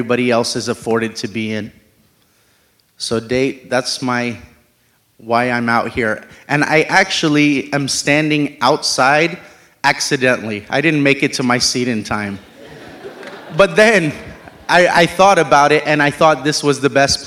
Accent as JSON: {"language": "English", "country": "United States", "tie": "born or raised there", "said": "I was born and raised in America"}